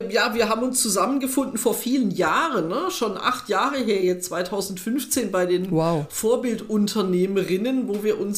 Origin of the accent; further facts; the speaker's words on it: Saarland, Germany; born there; also born or lived in Frankfurt; Ja, geboren bin ich im Saarland.